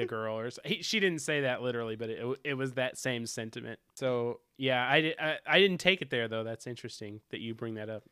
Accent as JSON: {"language": "English", "region": "the South", "country": "United States", "accent": "southern", "said": "I'm from the South"}